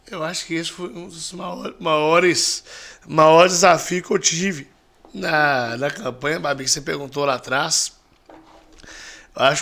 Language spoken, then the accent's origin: Portuguese; Rio Casca, Minas Gerais, Brazil; Sou de Rio Casca. Poderia ser o quê? Sou Rio Casquense.